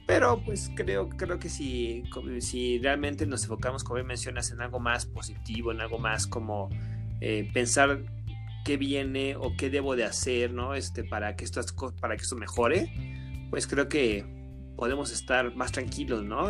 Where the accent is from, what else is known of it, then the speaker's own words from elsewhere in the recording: Mexico; como mexicanos, como población